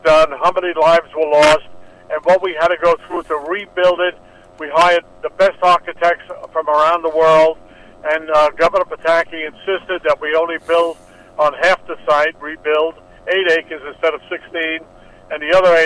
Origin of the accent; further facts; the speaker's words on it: New York, United States; I'm a New Yorker. I love New York